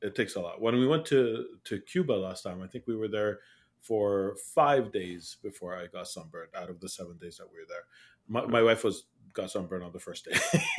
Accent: Canada; I'm Canadian. I'm allowed to go.

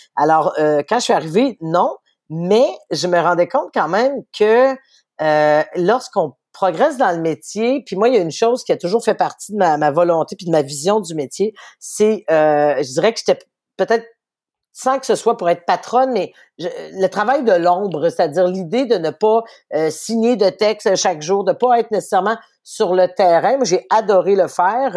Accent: Quebec City, Quebec, Canada; mon père lisait le soleil à la maison. Je viens de Charlebourg

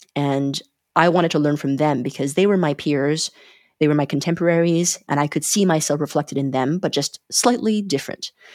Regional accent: Calgary, Alberta, Canada; moved away as an adult; also born or lived in China / Montreal, Canada; now in Berlin, Germany; I was born in China in nineteen eighty-four, and I immigrated with, uh, with my parents to Canada when I was six, and, uh, grew up in, in Calgary in Canada

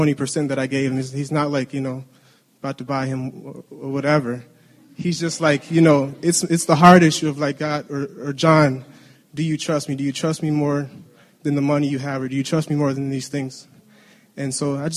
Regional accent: Detroit, Michigan, United States; moved away as an adult; we grew up in Detroit.

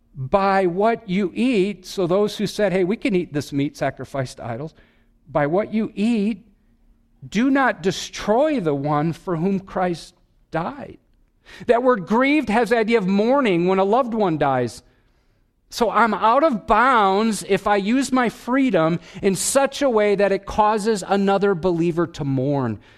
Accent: Wisconsin, United States; I'm from Wisconsin.

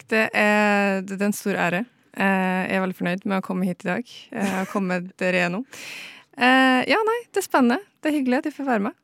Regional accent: Eidsvåg, Møre og Romsdal, Norway; jeg er fra Nordvestlandet. Nærmere bestemt hvor? Eh, Eidsvåg i Romsdal.

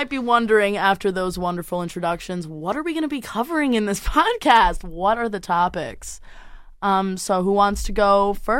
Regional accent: Tenafly, New Jersey, United States; I'm from Tenafly, New Jersey. But I also say I'm from New York. It's kind of also, you know, very interchangeable.

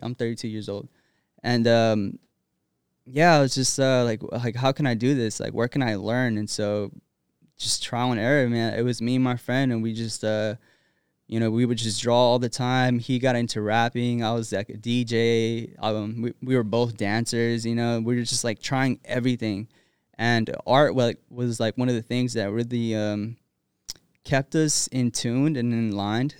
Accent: Rialto, California, United States; also born or lived in Los Angeles, California; I was born in East L A and, uh, grew up in Rialto, California

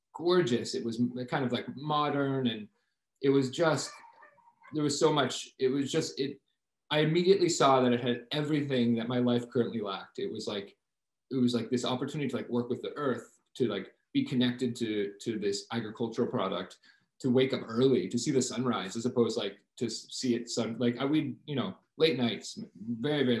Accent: Martha's Vineyard, Massachusetts, United States; moved away as an adult; also born or lived in San Miguel de Allende, Mexico; now in Montreal, Canada; I grew up on Martha's Vineyard, which, for the record, is not a wine region. It's an island off the coast of Massachusetts

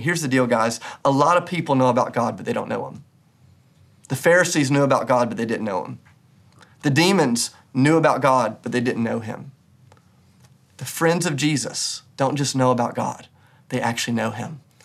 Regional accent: United States; as American Christians

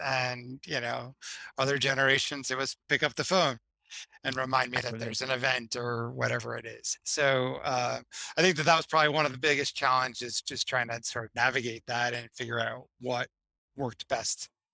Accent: Boston, Massachusetts, United States; also born or lived in Miami; now in Boston, United States; I'm originally from Boston, but had come back up here after you know 20 years away

